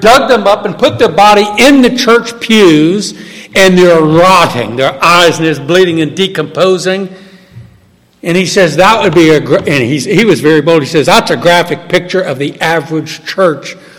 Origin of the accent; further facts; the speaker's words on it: New Orleans, Louisiana, United States; I was born and raised in New Orleans